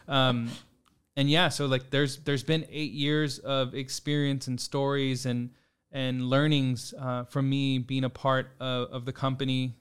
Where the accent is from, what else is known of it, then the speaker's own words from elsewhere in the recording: San Antonio, Texas, United States; also born or lived in Austin, Texas / New York; born and raised in San Antonio, grew up kind of all over throughout the city